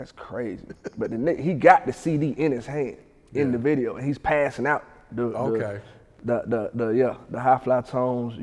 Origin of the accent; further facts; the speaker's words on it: Atlanta, Georgia, United States; I'm from Ben Hill, so we had Ben Hill Day